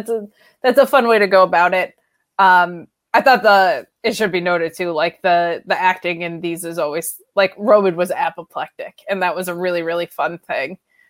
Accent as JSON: {"language": "English", "country": "United States"}